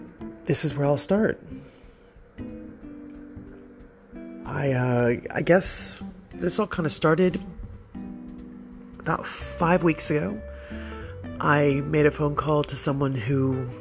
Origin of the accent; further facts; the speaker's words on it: United States; moved away as an adult; now in Australia; I'm the girl from America who's been in Australia for a very long time